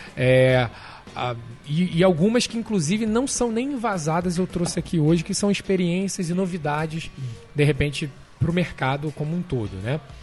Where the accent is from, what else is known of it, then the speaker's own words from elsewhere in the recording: Rio de Janeiro, Brazil; moved away as an adult; now in New York, United States; Sou carioca da Tijuca